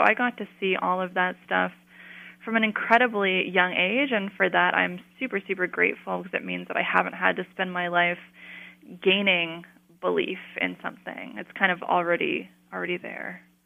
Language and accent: English; Colorado, United States; I grew up in Colorado, in a, like a new suburb